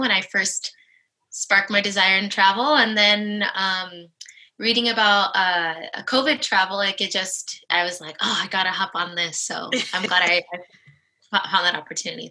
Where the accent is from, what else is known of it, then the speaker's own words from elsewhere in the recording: Los Angeles, California, United States; moved away as an adult; now in Spain; I'm from Los Angeles. My family lives in Los Angeles